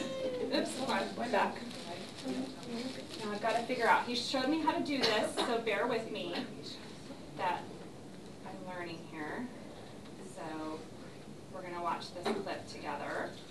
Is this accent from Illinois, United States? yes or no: no; California, United States; also born or lived in Ohio / Missouri; So I was born in Ohio, lived there for 3 years, moved to Missouri, lived there for 3 years, moved to Southern California, lived there for a few years, two different places in Southern California.